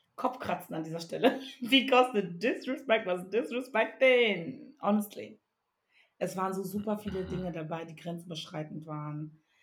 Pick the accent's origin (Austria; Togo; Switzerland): Togo; moved away; ich komme aus dem wunderschönen Togo ähm, oder bin besser gesagt da aufgewachsen